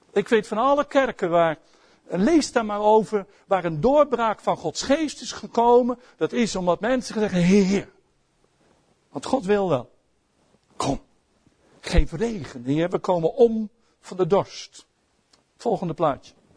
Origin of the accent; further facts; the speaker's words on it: Netherlands; als Nederlanders